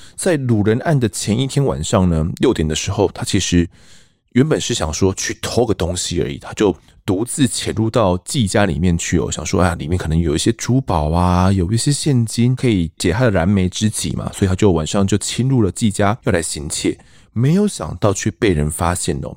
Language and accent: Chinese; Mituo, Kaohsiung, Taiwan; 小时候啊，我在我的家乡有米火